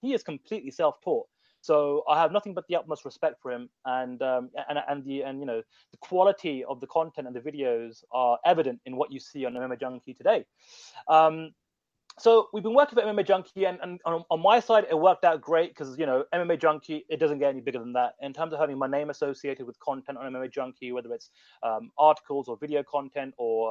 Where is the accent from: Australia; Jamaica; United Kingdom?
United Kingdom; also born or lived in India (ancestry); I'm British, but my parents from India